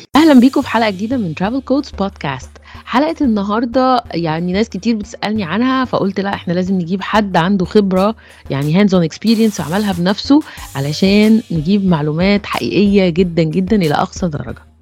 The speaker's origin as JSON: {"language": "Arabic", "country": "Egypt", "said": "بالنسبه لينا كمصريين"}